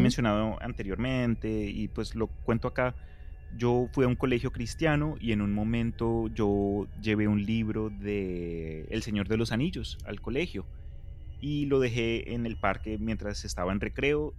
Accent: Colombia; crecí en Colombia

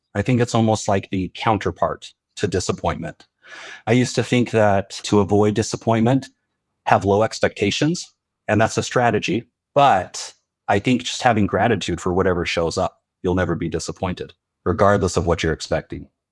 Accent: Utah, United States; Growing up in Utah, I predominantly Mormon.

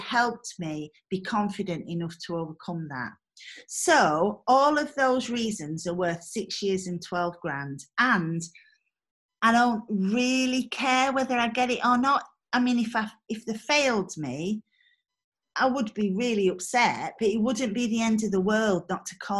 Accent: Mexborough, Yorkshire and the Humber, United Kingdom; I come from Mexborough

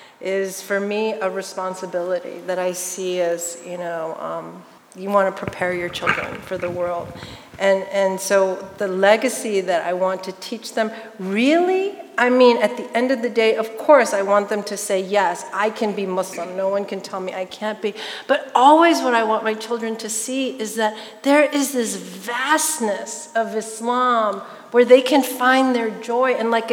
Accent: United States; I'm Chinese American, my parents are immigrants.

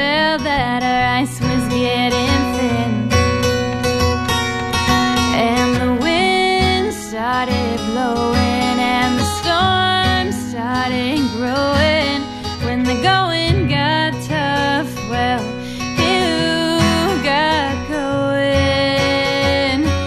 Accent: Evanston, Illinois, United States; moved away as an adult; now in Boston, United States; I'm from Chicago, a suburb called Evanston, Illinois, and I'm currently a freshman at Berklee College of Music in Boston

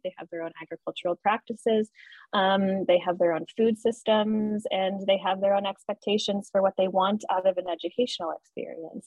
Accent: Colorado, United States; moved away; I'm originally coming from Colorado

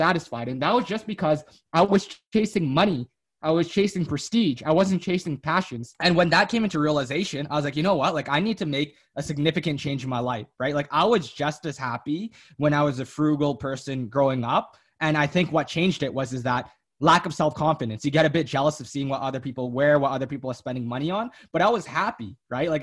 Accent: Canada; they immigrated down to Canada, worked a ton of blue labor jobs, right? Like 90-hour work weeks, making minimum wage to make ends meet. And then eventually they had my sister

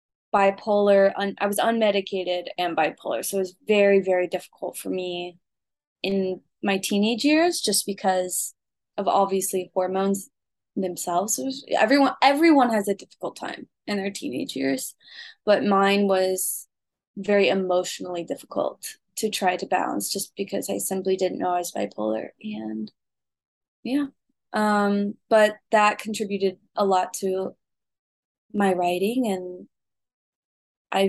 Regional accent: Willard, Missouri, United States; also born or lived in Springfield, Missouri; I grew up in Springfield, Missouri. It's a small town in southwest Missouri. I actually grew up in Willard, which is even smaller than that.

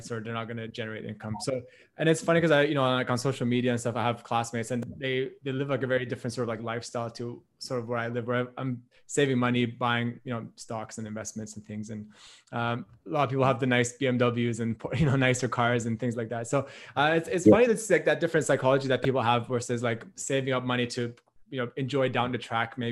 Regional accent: Canada; moved away as an adult; now in Australia; I'm from Canada. So I'm here in Australia right now

